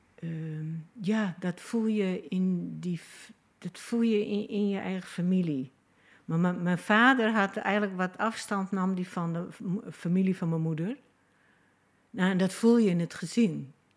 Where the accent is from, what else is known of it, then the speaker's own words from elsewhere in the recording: Friesland, Netherlands; moved away; ik heb mezelf geplaatst in die familie en in Friesland. Dus dat mijn geboortedorp